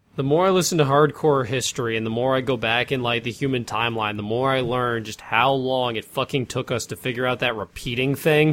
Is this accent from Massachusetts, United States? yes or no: yes; Massachusetts, United States; moved away; driving through, uh, town in Massachusetts, getting to my hometown